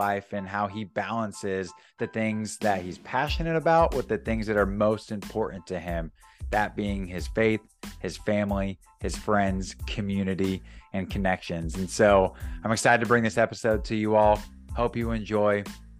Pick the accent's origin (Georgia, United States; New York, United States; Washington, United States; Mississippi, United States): Washington, United States; Gig Harbor; Troy and I grew up in Gig Harbor, Washington together.